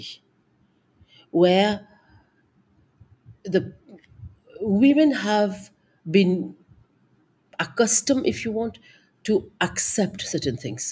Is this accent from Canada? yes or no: no; Mauritius; I am from Indian origin, 5 generations born in, brought up in Mauritius